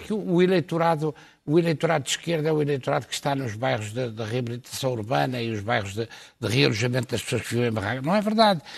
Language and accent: Portuguese; Lisbon, Portugal; sou do Campo Grande